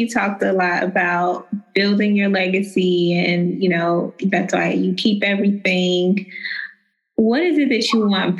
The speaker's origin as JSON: {"language": "English", "region": "New York", "country": "United States", "also_born_or_lived": "New Jersey", "moved": "yes", "lives_now": "Atlanta, United States", "said": "I'm actually originally from New York, okay. But I've lived a good bit of my life in Atlanta. And then I lived a little bit in Jersey when I went to grad school."}